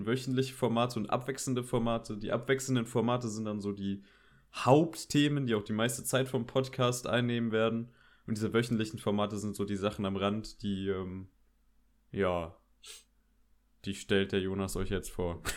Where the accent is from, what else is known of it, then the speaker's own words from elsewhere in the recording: Koblenz, Rhineland-Palatinate, Germany; ich bin auch 17 Jahre alt, ich komme aus Koblenz